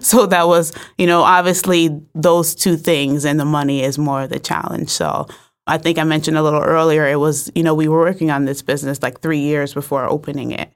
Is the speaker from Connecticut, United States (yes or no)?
yes; New Haven, Connecticut, United States; I'm from New Haven